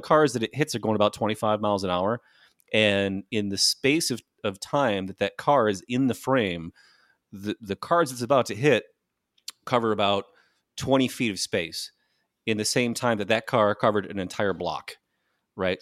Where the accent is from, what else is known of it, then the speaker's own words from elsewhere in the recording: Michigan, United States; Michigan gangsta like me.